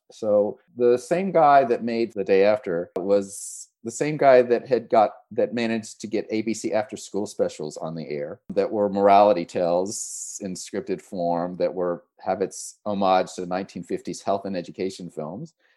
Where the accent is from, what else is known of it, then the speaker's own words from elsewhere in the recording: the South, United States; moved away; I grew up in the South